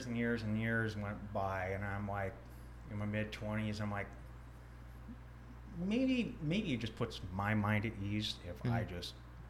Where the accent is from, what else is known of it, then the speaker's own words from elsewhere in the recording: Philippines; born there; I was born on base in the Philippines, mm-hmm. In the mid 80s.